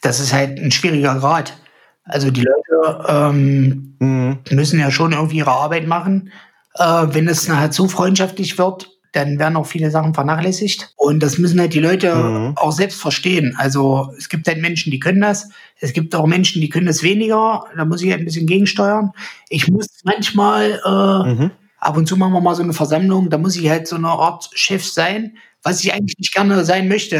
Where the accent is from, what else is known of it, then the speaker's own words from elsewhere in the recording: the East, eastern Germany, Germany; hier so äh, bei uns im Osten